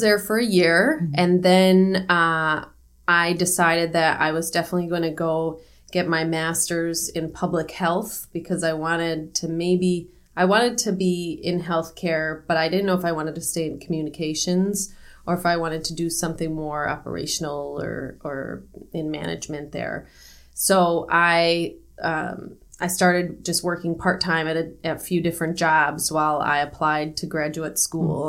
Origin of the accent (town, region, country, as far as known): United States; moved away as an adult; also born or lived in Beijing, China